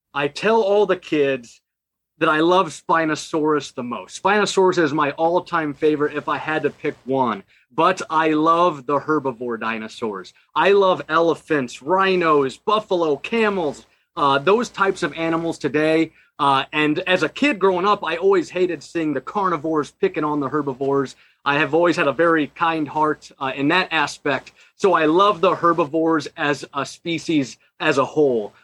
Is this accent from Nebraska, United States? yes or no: yes; Omaha, Nebraska, United States; I'm from Omaha, Nebraska